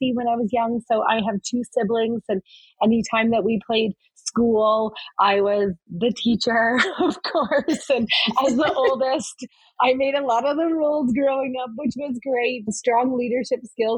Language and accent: English; Cornwall, Ontario, Canada; I was born and raised in Cornwall, Ontario